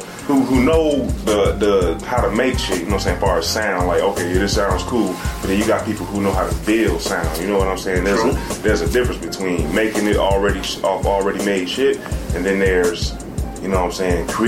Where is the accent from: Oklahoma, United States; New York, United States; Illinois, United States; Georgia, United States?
Illinois, United States; Chicago; also born or lived in Hawaii / Mississippi; I'm from Southside Chicago, you know what I'm saying? I wasn't born and raised there. I've been lived everywhere around the United States, goddamn.